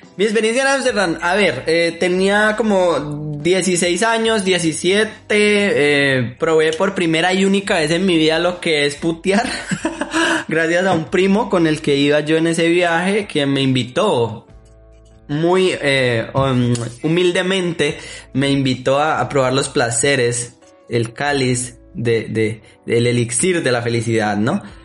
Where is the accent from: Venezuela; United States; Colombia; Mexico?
Colombia; Como buen colombiano